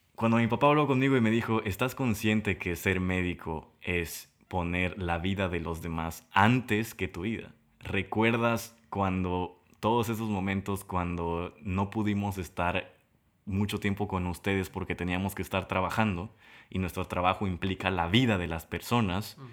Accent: Tabasco, Mexico; de Tabasco

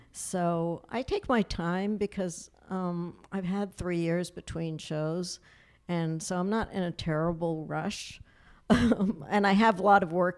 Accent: New York City, New York, United States; I was born on Manhattan Island and, um, I just grew up, like, kind of playing in the streets and in Yorkville

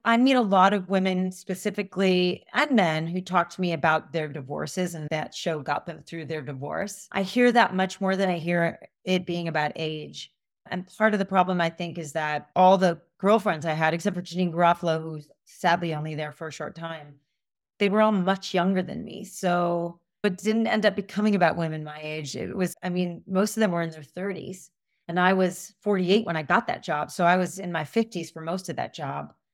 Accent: United States; I grew up in suburbia outside of New York

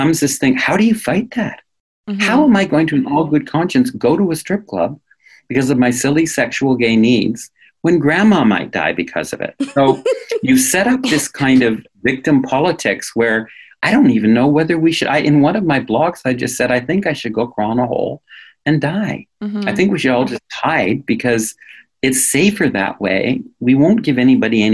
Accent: New England, United States; now in Canada; I come from New England.

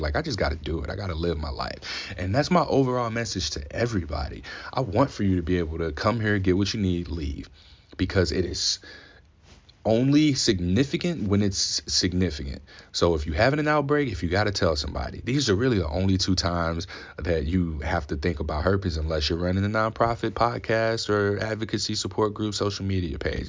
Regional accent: Ferguson, Missouri, United States; I grew up in Saint Louis, Missouri, Ferguson specifically

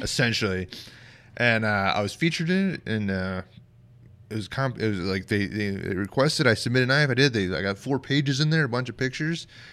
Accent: Bayfield, Colorado, United States; moved away as an adult; also born or lived in Fort Bragg, North Carolina; now in Rochester, United States; I grew up in Southwest Colorado

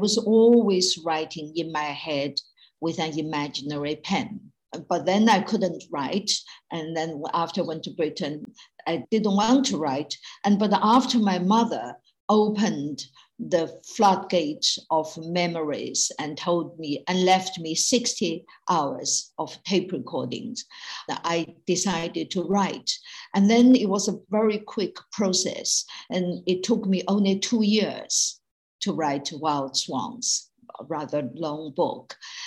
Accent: China; born or raised there; moved away as an adult; now in United Kingdom

